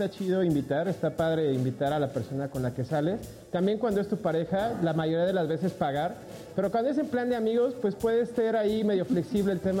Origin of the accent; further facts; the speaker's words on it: Culiacán, Sinaloa, Mexico; Es que somos de Culiacán, así nos educaron.